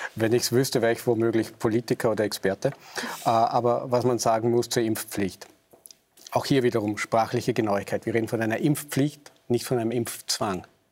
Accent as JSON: {"language": "German", "region": "Vorarlberg", "country": "Austria", "said": "ich bin Vorarlberger"}